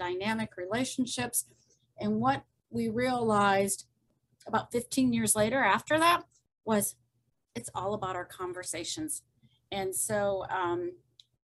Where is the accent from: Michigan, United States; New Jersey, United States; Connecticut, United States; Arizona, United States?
Michigan, United States; Brighton; I'm from Brighton, Michigan, but kind of the heart of the automotive